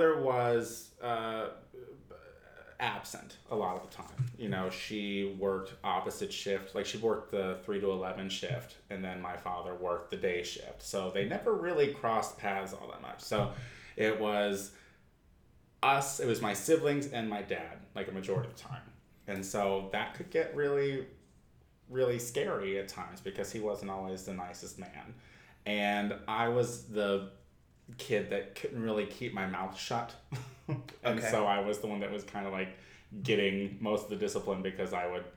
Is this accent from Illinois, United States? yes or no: yes; Clinton, Illinois, United States; moved away; I am originally from central Illinois, a town called Clinton.